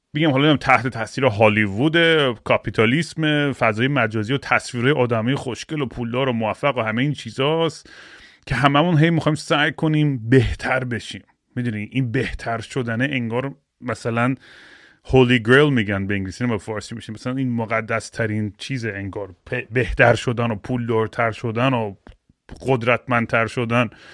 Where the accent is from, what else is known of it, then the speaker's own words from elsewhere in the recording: Iran; moved away; من بچگیام یادم تو ایران